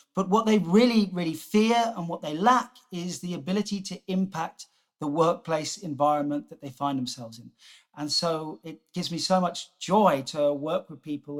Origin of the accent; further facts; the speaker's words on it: Jersey; moved away; also born or lived in South Africa; I grew up on on Jersey